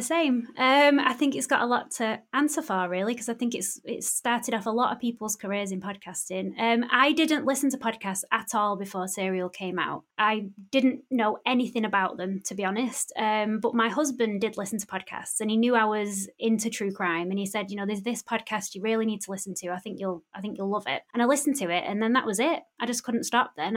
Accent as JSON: {"language": "English", "town": "Bury", "region": "North West England", "country": "United Kingdom", "tie": "born or raised there", "said": "my hometown in Bury"}